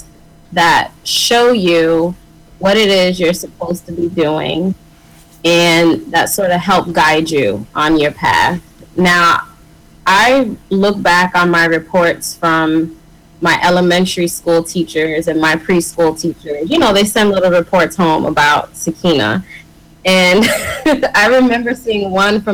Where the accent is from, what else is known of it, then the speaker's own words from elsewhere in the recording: Springfield, Massachusetts, United States; I'm originally from Springfield, Massachusetts.